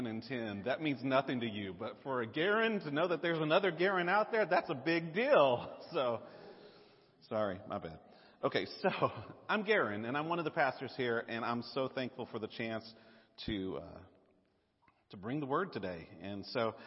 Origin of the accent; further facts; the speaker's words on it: the South, United States; accent: southern; my southern accent